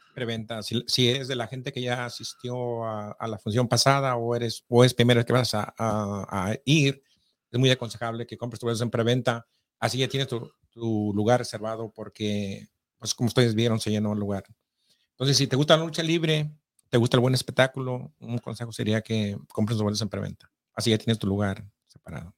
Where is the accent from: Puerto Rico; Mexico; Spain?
Mexico; near Guadalajara, Jalisco; yo también soy de cerquita de Guadalajara